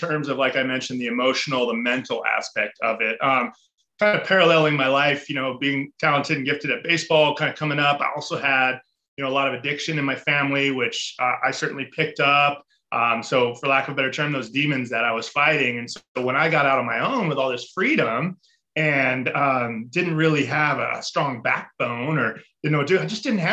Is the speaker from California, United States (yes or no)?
yes; Mission Viejo, California, United States; I grew up in Southern California, a little town called Mission Viejo